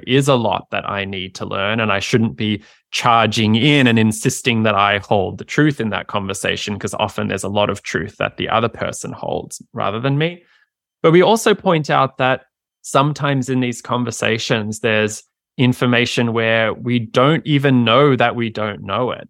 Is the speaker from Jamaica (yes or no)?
no; Australia; moved away as an adult; now in United States; I practiced in my home country, Australia